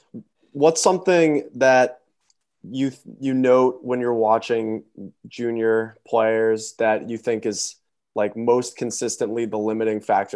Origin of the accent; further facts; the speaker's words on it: United States; I've been fascinated by that as an American